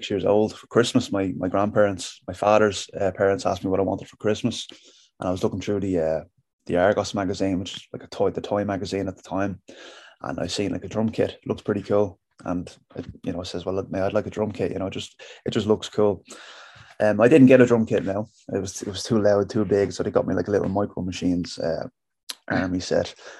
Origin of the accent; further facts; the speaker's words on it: Dublin, Leinster, Ireland; moved away as an adult; now in Castleblaney, Ireland; I was born and raised in Dublin